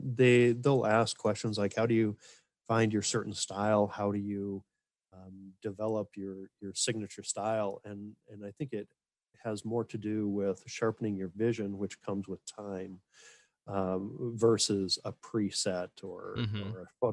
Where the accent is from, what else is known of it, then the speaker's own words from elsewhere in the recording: Minnesota, United States; also born or lived in Montana; But for me, I was raised in Montana, born up there and then moved out to Minnesota as a young child.